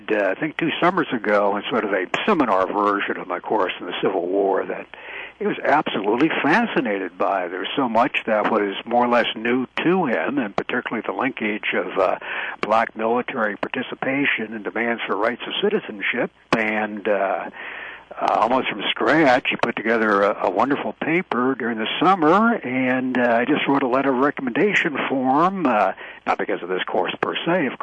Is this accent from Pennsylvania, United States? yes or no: yes; northeastern Pennsylvania, United States; moved away as an adult; now in North Carolina, United States; I'm a product of the coal country of northeastern Pennsylvania